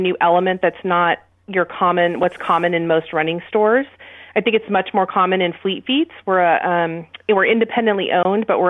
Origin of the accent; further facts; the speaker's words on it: Aptos, California, United States; moved away as an adult; also born or lived in Sacramento, California; I grew up in Aptos.